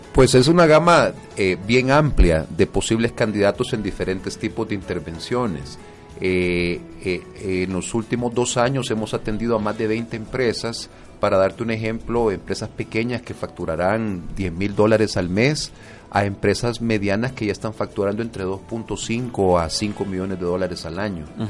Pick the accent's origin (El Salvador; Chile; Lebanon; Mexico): El Salvador; como buenos salvadoreños